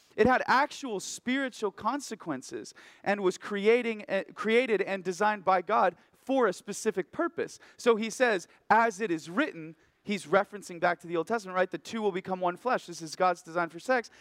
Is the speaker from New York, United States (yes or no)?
no; Oregon, United States; moved away as an adult; now in Haiku, United States; I'm from Oregon originally